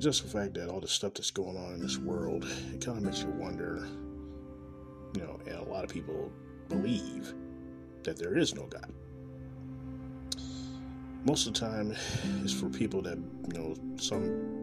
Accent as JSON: {"language": "English", "town": "Kansas City", "region": "Missouri", "country": "United States", "tie": "born or raised there", "said": "Coming live and direct from Kansas City, Missouri, my hometown"}